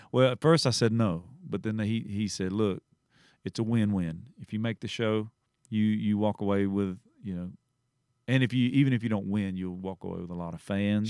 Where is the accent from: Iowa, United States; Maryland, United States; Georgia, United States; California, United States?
Georgia, United States; Southeast; I grew up in Southeast Georgia, and my, h, my high school was the Bulldogs.